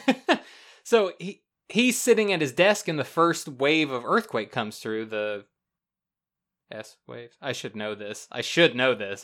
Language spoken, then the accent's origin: English; the South, United States; now in Florida, United States; I'm from the South